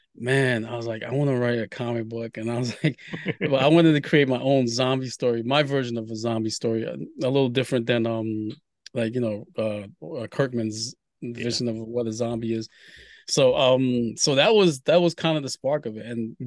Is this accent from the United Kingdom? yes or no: no; Haiti; Because I was born in Haiti and I wanted to, you know, create something from, you know, the homeland